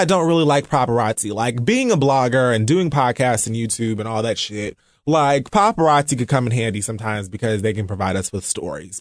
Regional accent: United States; I'm American

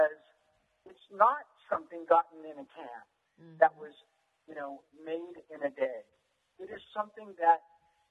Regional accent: Gilroy, California, United States; I grew up in Gilroy, California, which when I was growing up was very rural

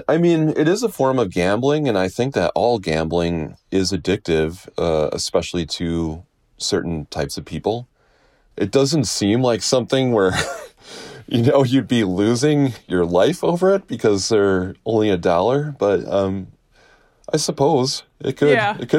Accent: Wisconsin, United States; I was born and raised in Wisconsin

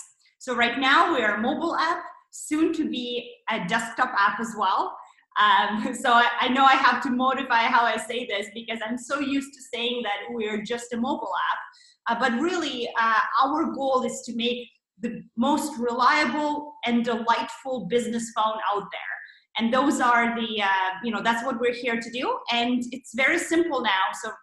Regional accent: Canada; moved away as an adult; also born or lived in Toronto, Canada; now in San Francisco, United States; both of us are Canadians. We came to San Francisco from Toronto

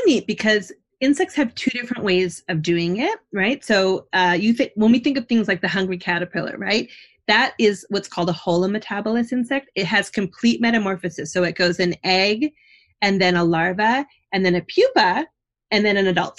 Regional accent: Canada; now in New Jersey, United States; I'm not from New Jersey, I'm from Canada, but I've grown to love New Jersey

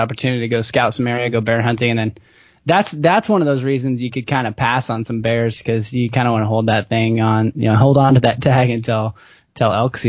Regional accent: Oregon, United States; I'm from Oregon

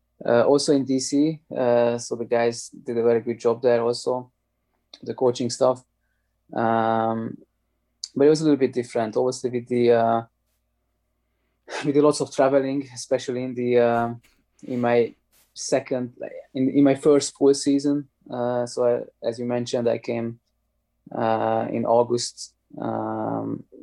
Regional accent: Hungary; moved away as an adult; also born or lived in Germany; I'm coming from Hungary

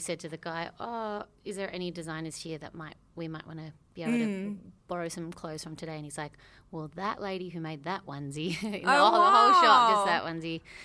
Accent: Australia; we're from Australia

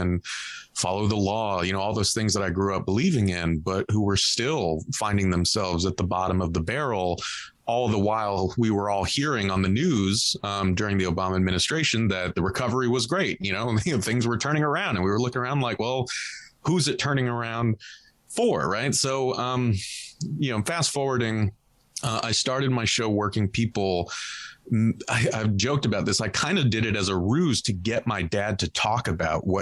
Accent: Southern California, United States; I grew up in Southern California, very Catholic

